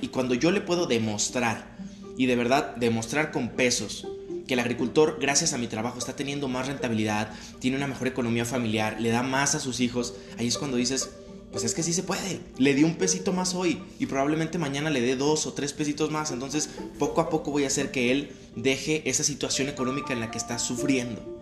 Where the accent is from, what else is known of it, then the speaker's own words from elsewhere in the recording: Mexico; yo sentirme como mexicano